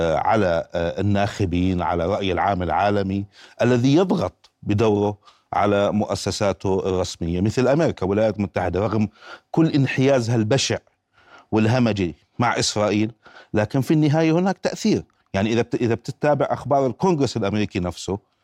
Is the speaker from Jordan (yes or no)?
yes; Jordan; من هون عندنا في الاردن